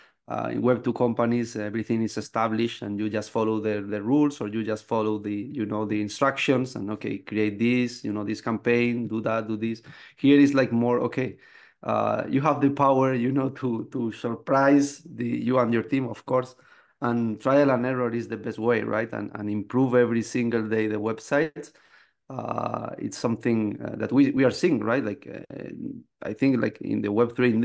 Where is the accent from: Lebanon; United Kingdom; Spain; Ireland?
Spain; moved away as an adult; now in Canada; I'm from Spain